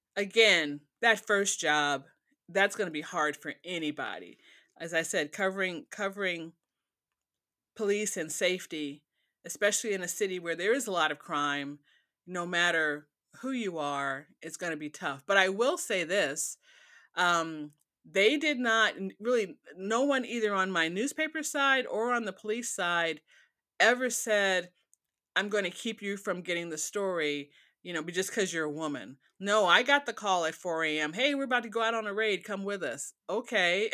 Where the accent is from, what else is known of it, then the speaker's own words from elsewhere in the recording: Chicago, Illinois, United States; moved away as an adult; also born or lived in Gary / Dallas / Detroit / Austin; now in Oklahoma, United States; I grew up in Chicago, I worked in Gary, which was nearby